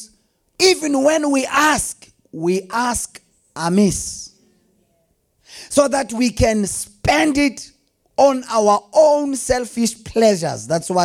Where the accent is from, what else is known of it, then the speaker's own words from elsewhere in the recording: Delmas, Mpumalanga, South Africa; I grew up in Delmas